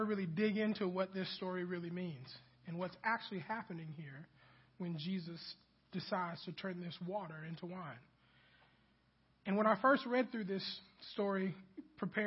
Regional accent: Kansas City, Missouri, United States; also born or lived in Mobile, Alabama; now in Huntsville, United States; I grew up in Kansas City

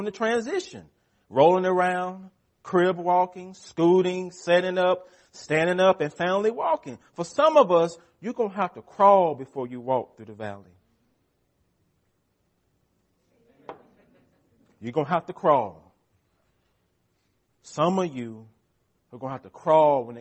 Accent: United States; We are American Christians

